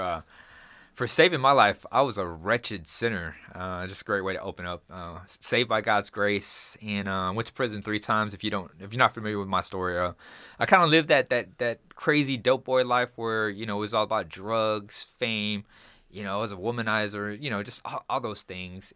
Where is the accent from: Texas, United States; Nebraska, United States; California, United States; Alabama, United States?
Texas, United States; Houston; I'm from Houston, Texas.